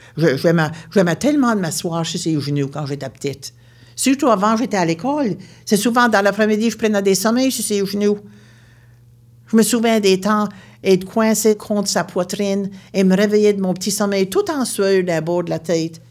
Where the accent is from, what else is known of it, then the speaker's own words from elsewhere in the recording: Baie Sainte-Marie, Nova Scotia, Canada; Je viens de la Nouvelle-Écosse, une région appelée la Baie-Sainte-Marie.